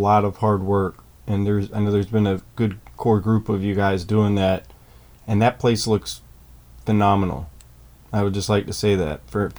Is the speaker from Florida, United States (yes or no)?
yes; Gainesville, Florida, United States; it's in my hometown of Gainesville